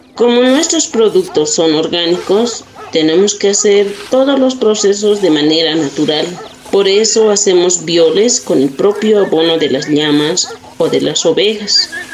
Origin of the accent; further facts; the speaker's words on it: Puqui, Oruro, Bolivia; Soy de Oruro, de la comunidad de Puqui, en Bolivia